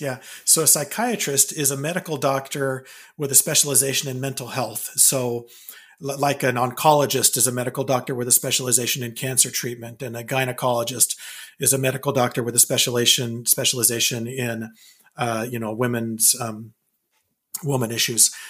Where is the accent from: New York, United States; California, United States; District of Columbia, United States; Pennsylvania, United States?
California, United States; moved away as an adult; also born or lived in Provo, Utah / Wyoming / Bay Area / Bakersfield; now in Vancouver, Washington, United States; we moved to California, lived most of my life, uh, or I should say, my uh, up until I was 18 in California